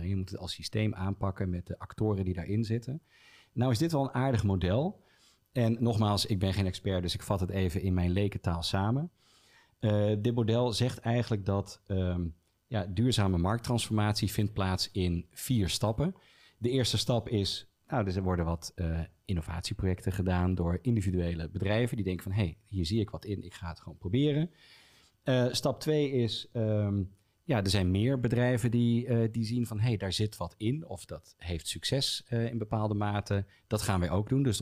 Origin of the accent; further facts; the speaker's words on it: Utrecht, Netherlands; ja, ik kom uit Utrecht